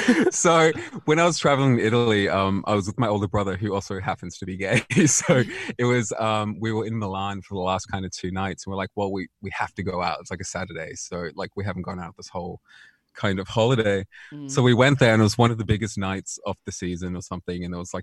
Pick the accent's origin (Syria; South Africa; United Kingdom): South Africa; I think like growing up in South Africa, generally everyone is quite religious there.